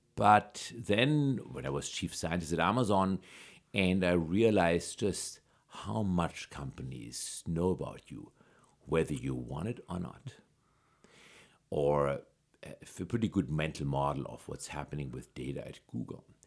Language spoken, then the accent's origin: English; Germany; moved away; I grew up in Germany